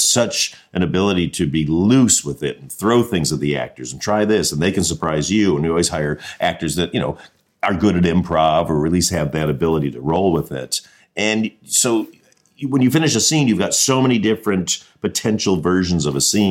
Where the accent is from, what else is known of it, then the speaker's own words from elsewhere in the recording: Mount Clemens, Michigan, United States; also born or lived in Colchester, Ontario, Canada; I grew up in Mount Clemens, Michigan, which is about 20 minutes outside of Detroit